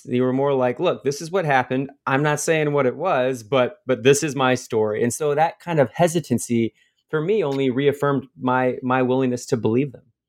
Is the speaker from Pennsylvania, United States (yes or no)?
no; Fort Wayne, Indiana, United States; my hometown of Fort Wayne, Indiana